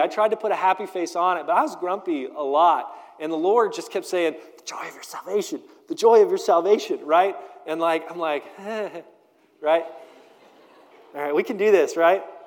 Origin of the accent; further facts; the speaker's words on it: United States; we do this thing as American Christians